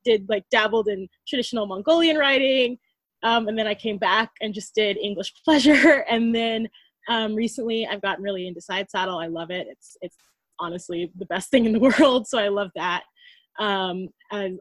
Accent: United States; I'm American

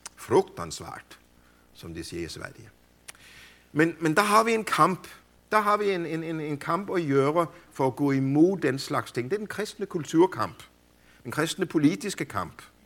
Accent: Denmark; hjemme i Danmark

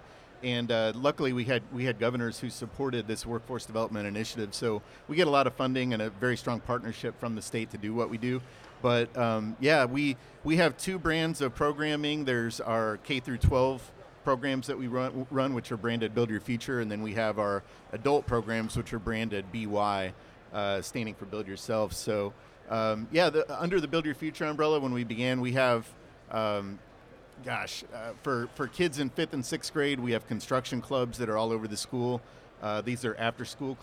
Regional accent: Indianapolis, Indiana, United States; I'm here local from Indianapolis

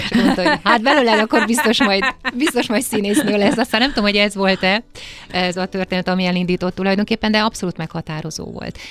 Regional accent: Székely Land, Romania; moved away as an adult; now in Budapest, Hungary; azt a székelyföldet, amiben én felnőttem

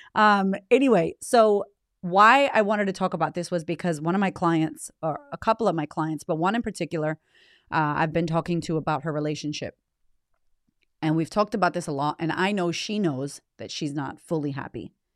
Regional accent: United States; moved away as an adult; now in Australia; I'm American by nature, by, uh, D N A, born in America

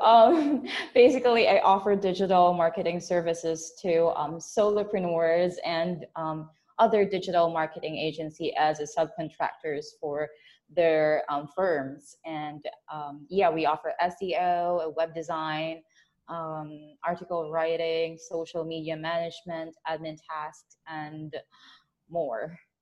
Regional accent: Philippines; I'm based from the Philippines

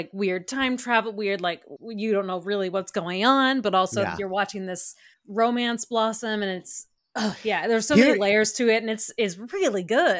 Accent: Texas, United States; Born and raised in Texas, baby.

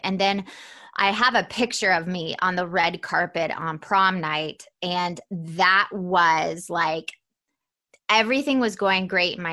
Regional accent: Atlanta, Georgia, United States; I was definitely not the typical Southern girl. I was raised in Atlanta, Georgia

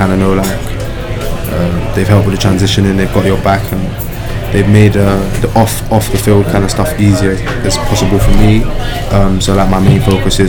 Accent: London, United Kingdom; moved away as an adult; now in Madison, United States; I grew up in North London, England.

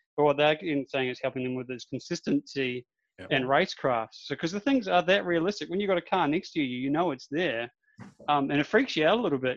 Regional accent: Darwin, Northern Territory, Australia; I am from Darwin

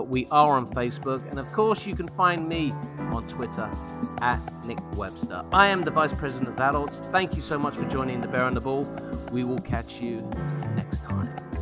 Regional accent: England, United Kingdom; moved away; growing up in England in the seventies and eighties

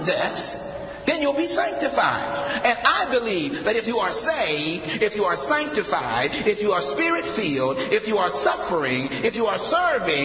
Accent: Akron, Ohio, United States; I'm from Akron, Ohio, a population of 250,000.

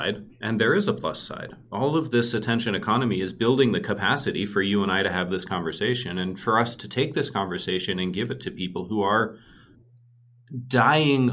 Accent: Northern Vermont, United States; I grew up in Northern Vermont

